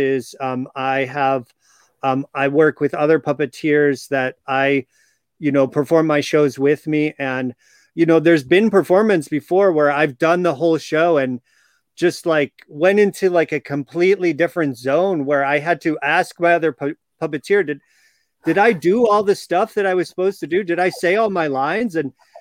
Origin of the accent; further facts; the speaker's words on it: Chicago, Illinois, United States; I grew up in Chicago area.